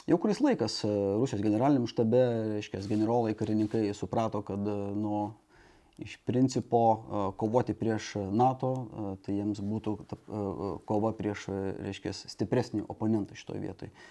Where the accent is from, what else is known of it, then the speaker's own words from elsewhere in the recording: Šiauliai, Šiauliai County, Lithuania; aš esu kilęs iš Šiaulių